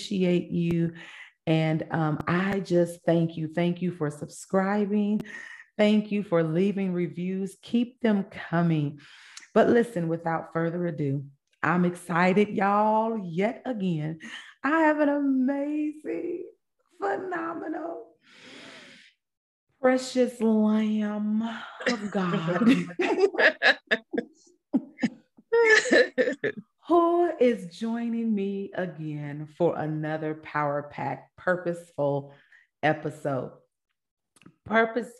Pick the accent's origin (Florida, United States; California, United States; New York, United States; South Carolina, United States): California, United States; Vallejo; also born or lived in Kansas City, Missouri / Fairfield, California; I was born in Kansas City, Missouri, but I was raised in Cali, California, where my Cali people